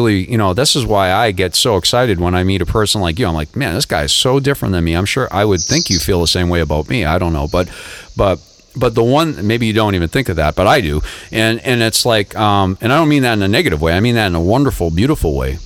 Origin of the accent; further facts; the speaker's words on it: Boston, Massachusetts, United States; moved away as an adult; also born or lived in Lowell, Massachusetts; now in Florida, United States; I grew up in the Boston area